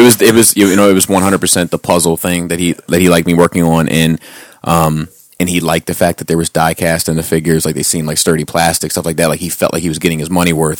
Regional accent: Cradle Rock, Maryland, United States; I grew up on Cradle Rock

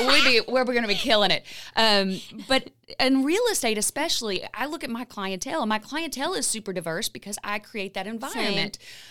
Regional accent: Lexington, Kentucky, United States; I am from Lexington. I am from Lexington.

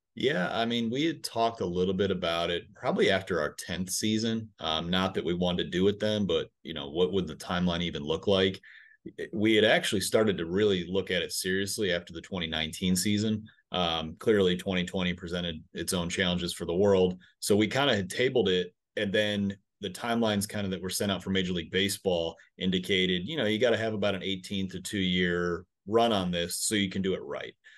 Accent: Western New York, United States; now in Northwest Arkansas, United States; I'm from Western New York

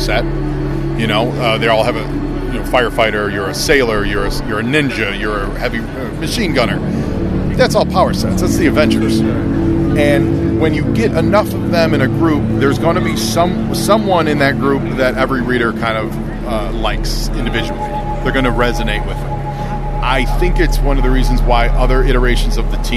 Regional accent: Chicago, Illinois, United States; now in Hollywood, United States; I'm from Chicago

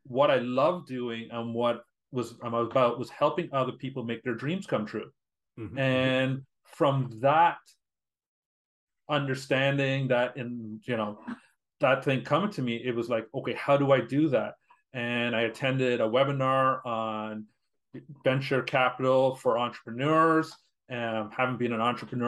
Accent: Canada; being Canadian, my networks are here

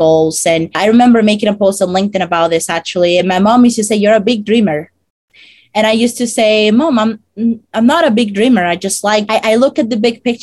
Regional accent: Dominican Republic; English is a second language; moved away as an adult; now in United States; I come from the Dominican Republic, and I came to the US 5 years ago

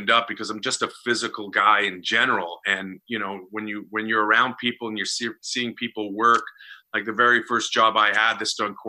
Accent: Winnipeg, Manitoba, Canada; moved away as an adult; also born or lived in Vancouver / Los Angeles; when I moved from my hometown of Winnipeg to Vancouver, Canada

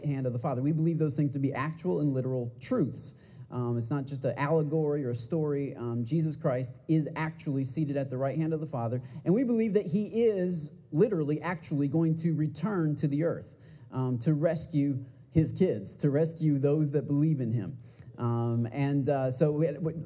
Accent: Michigan, United States; moved away as an adult; now in Texas, United States; I am from Michigan originally. I've been living here in Texas for eight and a half years now

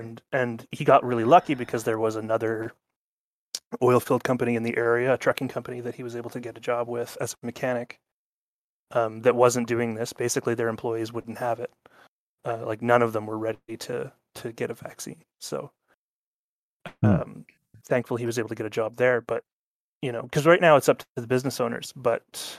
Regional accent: Canada; I'm a Canadian, and we're very excited about the honking.

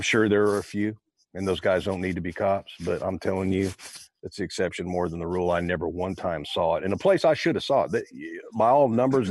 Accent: Modesto, California, United States; I was born in Modesto, North California, raised there. And I stomped around in Oakdale, California is where my stomping grounds were and all up through Bakersfield.

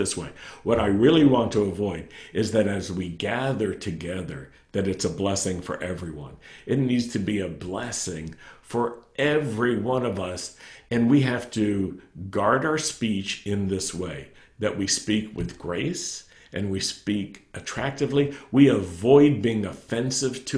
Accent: Roanoke, Virginia, United States; when I was a young man growing up in Roanoke, Virginia

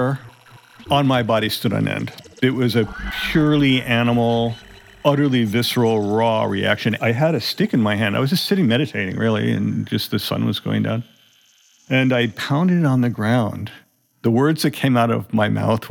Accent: Colorado, United States; I'm from Colorado

